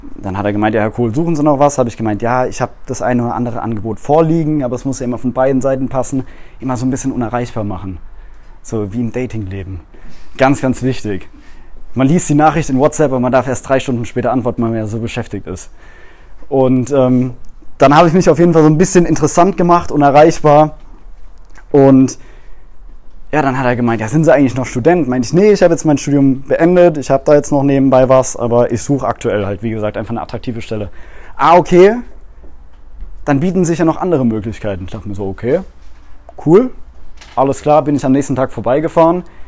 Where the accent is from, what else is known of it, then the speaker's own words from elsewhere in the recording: Mannheim, Baden-Württemberg, Germany; Ich komme aus dem Raum Mannheim